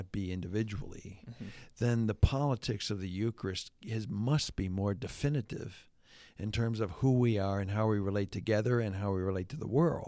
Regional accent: Hamilton, Ontario, Canada; But Jonathan was in my hometown, one of my hometowns, Hamilton, Ontario, Canada. Did he happen to say anything positive about my hometown?

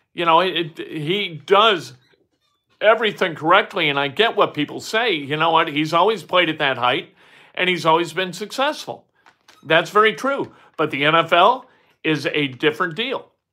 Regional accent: Indiana, United States; moved away as an adult; also born or lived in Saint Louis; I'm from Indiana

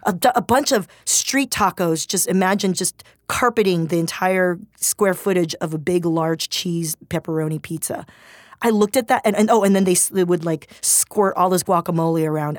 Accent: Torrance, California, United States; moved away as an adult; also born or lived in Swarthmore, Pennsylvania; I grew up in Torrance near Gardena where it was majority, like, communities of color

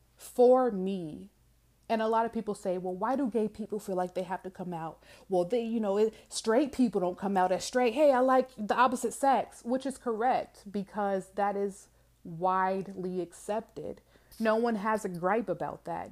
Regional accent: Georgia, United States; I am from the South, okay? Not only the South, but from Georgia

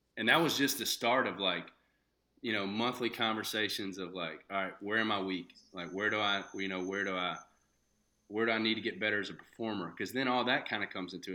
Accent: Shreveport, Louisiana, United States; moved away; I was born and raised in Shreveport, Louisiana

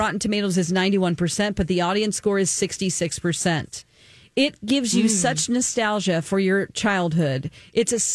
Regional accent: Minnesota, United States; I'm a Minnesotan.

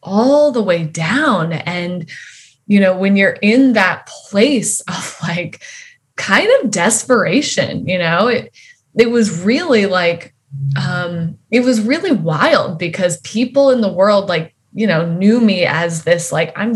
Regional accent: Wyoming, United States; I grew up in Wyoming and in a fairly like religious home.

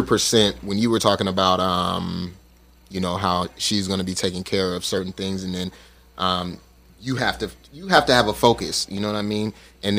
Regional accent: Las Vegas, Nevada, United States; moved away; I was in the military for 6 years. And when I got out, I'm originally from Vegas.

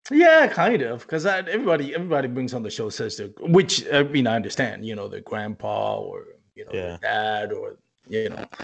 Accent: Puerto Rico; moved away as an adult; now in Texas, United States

